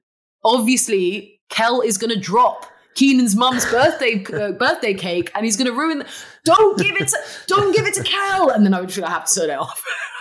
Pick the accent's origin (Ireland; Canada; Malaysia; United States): Malaysia; Like I say, I'm Malaysian.